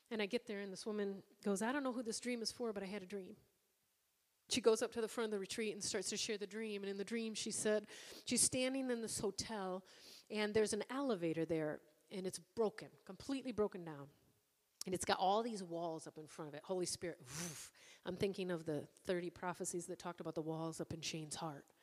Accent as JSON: {"language": "English", "country": "Ireland", "said": "Because, again, I'm Irish."}